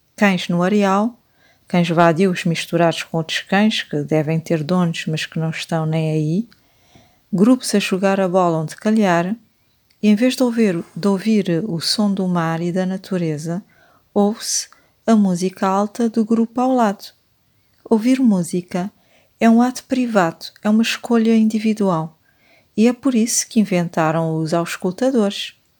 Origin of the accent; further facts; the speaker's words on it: Cape Verde; eu que nasci e cresci em Cabo Verde